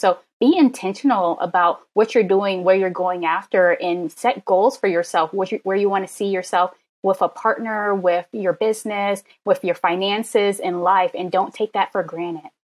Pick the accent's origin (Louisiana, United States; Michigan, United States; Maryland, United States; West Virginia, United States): Maryland, United States; I'm a Maryland girl